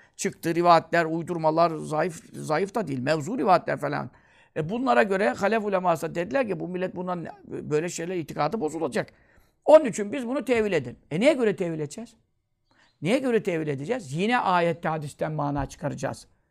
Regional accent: Görele, Giresun, Turkey

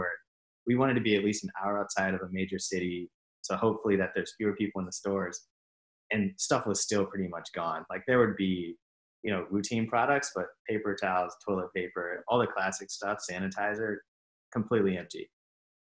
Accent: St. Louis, Missouri, United States; moved away as an adult; also born or lived in Boston; now in Philadelphia, United States; I'm from the Midwest as well, from St. Louis.

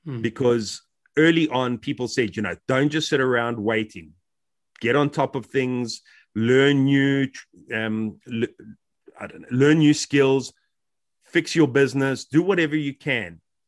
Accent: South Africa; moved away as an adult; now in United Kingdom; When I came from South Africa, the move was by no means easy.

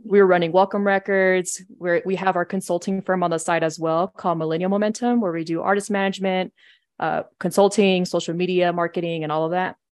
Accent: San Diego, California, United States; moved away as an adult; now in Denver, United States; I'm from San Diego, and so I moved out here to Colorado in twenty fourteen to go to C S U

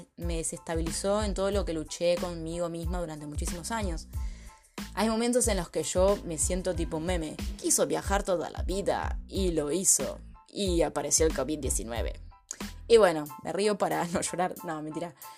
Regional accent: Buenos Aires, Argentina; moved away as an adult; soy argentina, nacida y criada en la ciudad de Buenos Aires

